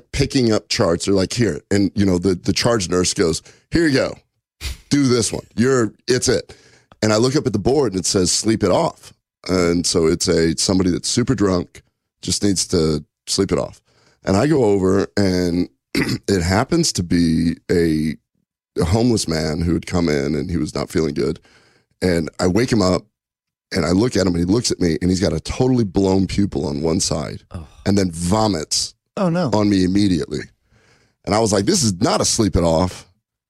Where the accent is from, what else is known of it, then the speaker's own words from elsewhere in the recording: Omaha, Nebraska, United States; I'm from Omaha. My dad was a butcher